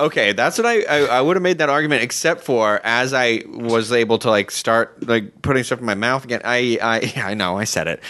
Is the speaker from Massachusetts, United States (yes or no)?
yes; Massachusetts, United States; I'm from Massachusetts, so, you know, right on the water, we have seafood everywhere